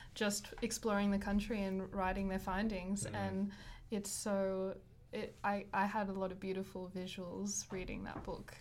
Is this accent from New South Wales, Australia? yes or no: yes; Wollongong, New South Wales, Australia; I grew up in Wollongong